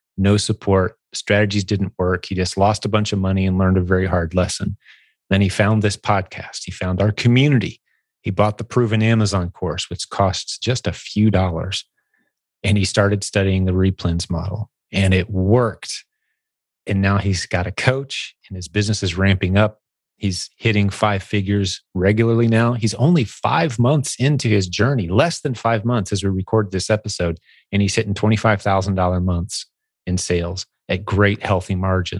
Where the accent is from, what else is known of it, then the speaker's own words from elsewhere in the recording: Indiana, United States; Indiana is my home state